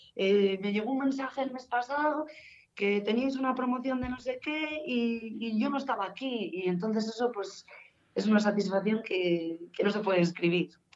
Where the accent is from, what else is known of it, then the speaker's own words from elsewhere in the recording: Guardo, Castile and León, Spain; also born or lived in Palencia; soy de Guardo